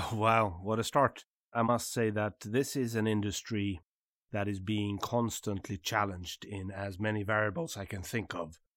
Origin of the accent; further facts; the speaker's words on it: south of Sweden, Sweden; from the south of Sweden